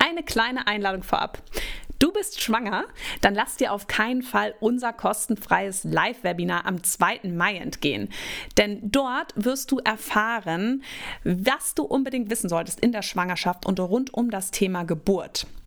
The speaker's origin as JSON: {"language": "German", "region": "Northern Germany", "country": "Germany", "tie": "born or raised there", "moved": "yes", "lives_now": "Frankfurt, Germany", "said": "bin ja ein gebürtiges Nordlicht"}